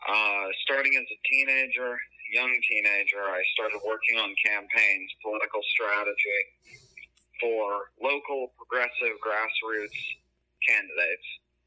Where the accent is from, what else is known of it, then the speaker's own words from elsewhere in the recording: Los Angeles, California, United States; Well, I'm a native Angeleno. I was born and raised here in Los Angeles. I grew up in the Silver Lake neighborhood. I've lived in Echo Park for the past number of years.